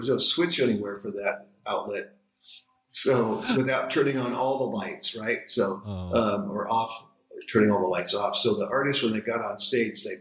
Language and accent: English; Seattle, Washington, United States; I grew up in Ballard